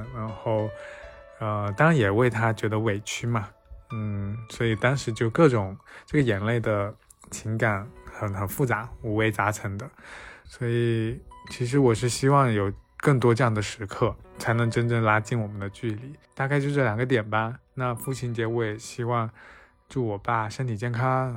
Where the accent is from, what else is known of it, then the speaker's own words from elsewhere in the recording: Fujian, China; now in Shanghai, China; 我在上海，我是福建人，然后我家里有两个姐姐